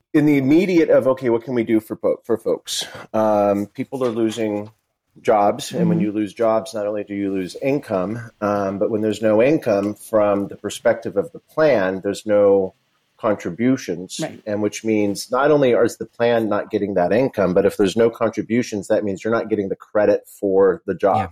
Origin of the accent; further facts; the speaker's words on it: Simi Valley, California, United States; also born or lived in New York; now in Los Angeles, United States; I grew up in Simi Valley, California